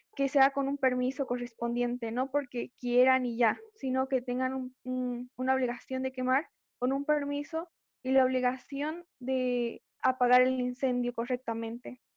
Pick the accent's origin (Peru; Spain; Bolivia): Bolivia; soy de Bolivia